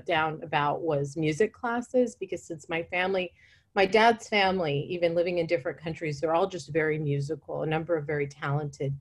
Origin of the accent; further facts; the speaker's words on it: Fresno, California, United States; I was growing up in Central California, in Fresno, California, not in New York City